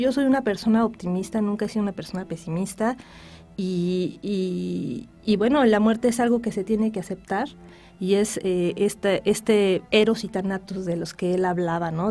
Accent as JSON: {"language": "Spanish", "country": "Mexico", "said": "soy mexicana"}